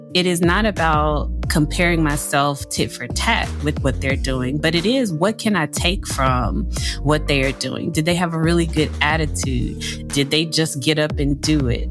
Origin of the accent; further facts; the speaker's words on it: Louisiana, United States; moved away as an adult; also born or lived in New York; I am from Louisiana, born and raised